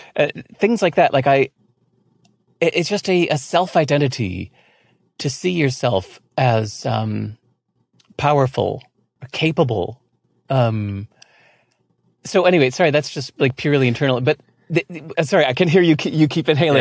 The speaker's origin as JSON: {"language": "English", "region": "California", "country": "United States", "tie": "born or raised there", "also_born_or_lived": "Singapore", "moved": "as an adult", "said": "I grew up not just in America, but in California."}